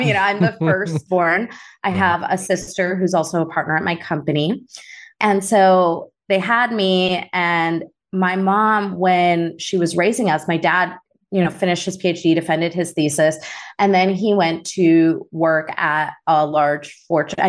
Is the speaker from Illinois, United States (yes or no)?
yes; Chicago, Illinois, United States; also born or lived in Naperville; I grew up in Chicago